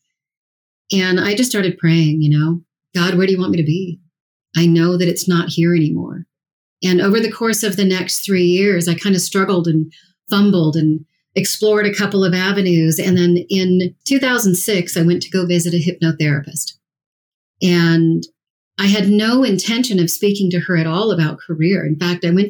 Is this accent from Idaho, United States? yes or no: no; Colorado, United States; I grew up here in Colorado